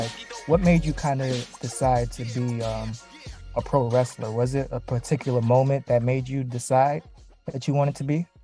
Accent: New York, United States; I'm from New York

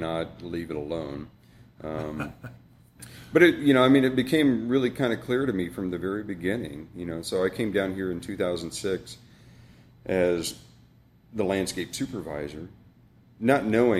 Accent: Johnson County, Kansas, United States; I grew up, I mean, I grew up in Johnson County

